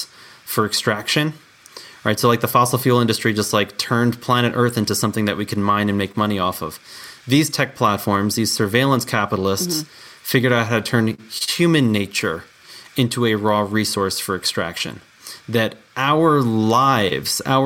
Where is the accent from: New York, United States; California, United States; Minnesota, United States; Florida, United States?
New York, United States; now in Colorado, United States; I was born and raised in New York, and I live in Colorado